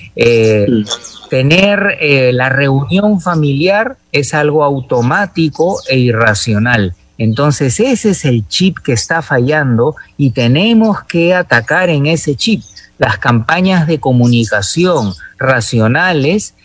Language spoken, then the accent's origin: Spanish; Peru